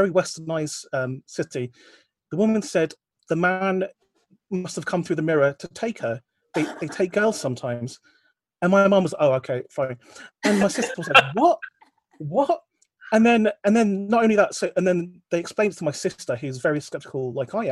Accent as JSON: {"language": "English", "region": "London", "country": "United Kingdom", "tie": "born or raised there", "said": "in London, next to our house"}